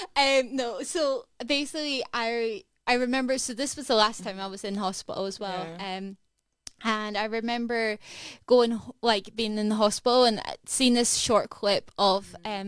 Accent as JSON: {"language": "English", "town": "Edinburgh", "region": "Scotland", "country": "United Kingdom", "said": "I am from Edinburgh, so I'm from here"}